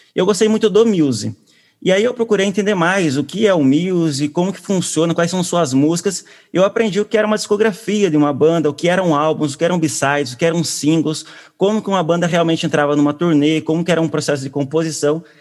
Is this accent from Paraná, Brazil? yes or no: yes; Curitiba, Paraná, Brazil; sou também de Curitiba, terra natal